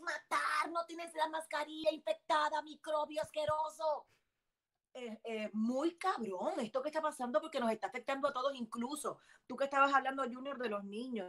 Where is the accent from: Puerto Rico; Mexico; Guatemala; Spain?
Puerto Rico; Bayamón; moved away as an adult; also born or lived in Miami, Florida; now in Florida, United States; soy nacida en Miami, de padres adoptivos cubanos, criada en Puerto Rico